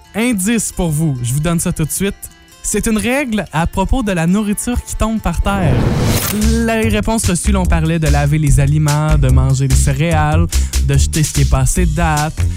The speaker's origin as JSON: {"language": "French", "area": "Matapédia", "region": "Quebec", "country": "Canada", "said": "des gens de chez nous, dans la Matapédia, dans la Matanie"}